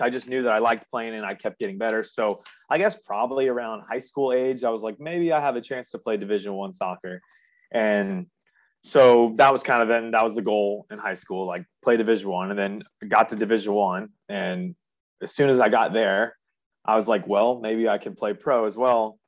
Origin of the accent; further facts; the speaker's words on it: Jacksonville, Florida, United States; also born or lived in Charleston; born and raised in Jacksonville, grew up, went to RPDS for elementary school